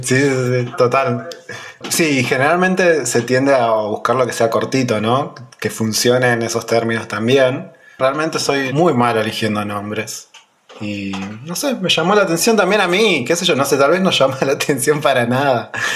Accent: Pico Truncado, Santa Cruz, Argentina; also born or lived in Buenos Aires, Argentina; nací acá, me crié acá en Pico Truncado

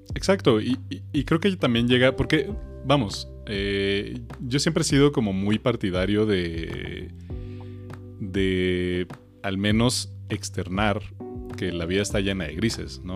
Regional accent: Mexico; que tenemos los mexicanos

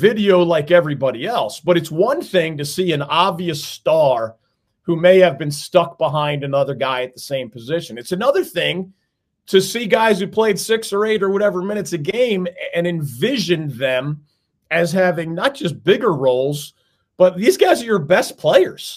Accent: Northeast, United States; now in North Carolina, United States; I'm originally from the Northeast

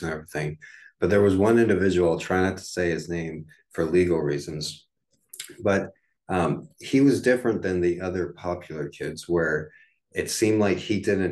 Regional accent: United States; growing up in the United States, you go to elementary school from first grade to fifth grade

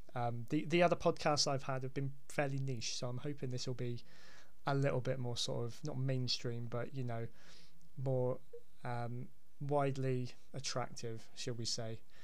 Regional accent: Hampshire, South East England, United Kingdom; now in Devon, United Kingdom; I'm originally from from Hampshire

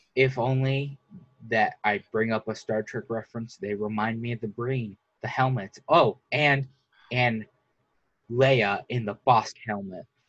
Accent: United States; I'm an American man

